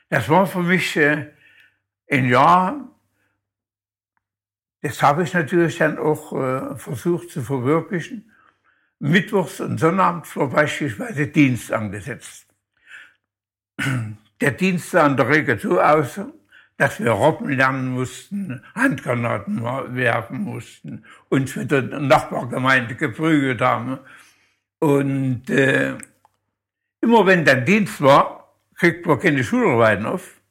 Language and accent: German; Luckenau, Saxony-Anhalt, Germany; moved away; also born or lived in Oranienburg; Aus Luckenau, mhm. Kreis Zeitz, Sachsen-Anhalt, mhm. ähm, im Berger Weiterdorf.